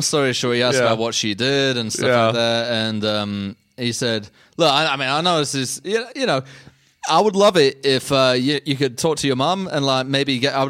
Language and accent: English; London, United Kingdom; moved away; I'm from England.